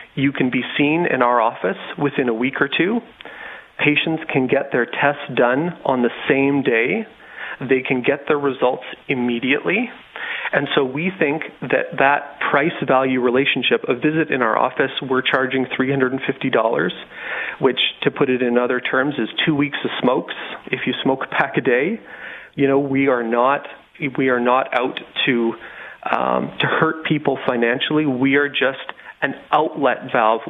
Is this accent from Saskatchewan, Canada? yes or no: yes; Regina, Saskatchewan, Canada; now in Moose Jaw, Canada; I'm from Regina